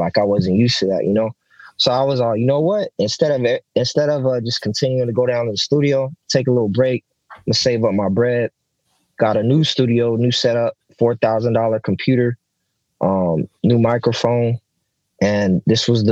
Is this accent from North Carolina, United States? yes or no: no; Oxnard, California, United States; I'm from Oxnard, so it's 93033rd over here